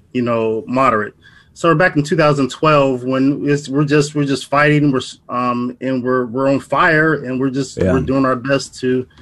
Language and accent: English; Ohio, United States; now in St. Louis, United States; I'm from Ohio. I'm living in St. Louis now